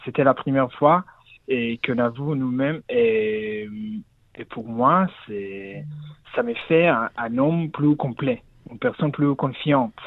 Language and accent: French; Kiryat Malakhi, Southern District, Israel; French is a second language; moved away; je, suis né à Kirat Malachi aussi d'Israël